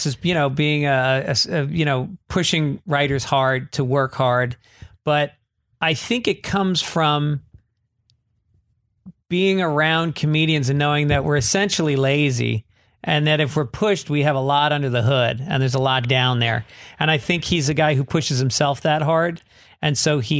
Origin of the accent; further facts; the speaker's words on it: New York, United States; moved away; also born or lived in Boston; I'm from New York, but started in Boston.